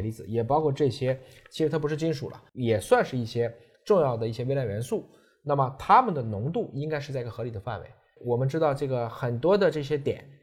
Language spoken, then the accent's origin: Chinese; Yantai, Shandong, China; 我老家山东烟台